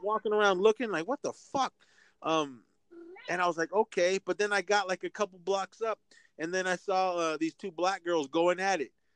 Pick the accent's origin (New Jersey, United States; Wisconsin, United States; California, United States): California, United States; Oakland; my hometown, uh, Oakland, California